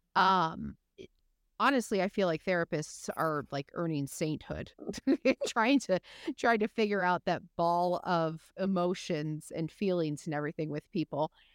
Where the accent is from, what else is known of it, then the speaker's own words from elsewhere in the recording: Michigan, United States; I'm from Michigan, I come from the Midwest